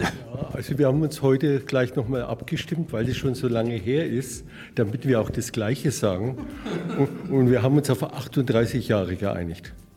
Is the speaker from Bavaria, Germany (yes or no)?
yes; Nuremberg, Bavaria, Germany; Herkommen tun wir aus Nürnberg, da wo man so gut Fußball spielt